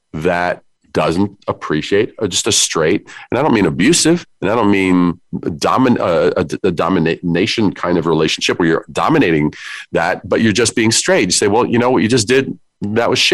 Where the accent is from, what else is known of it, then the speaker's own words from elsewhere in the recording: New York City, New York, United States; I am from New York. I'm a Brooklyn kid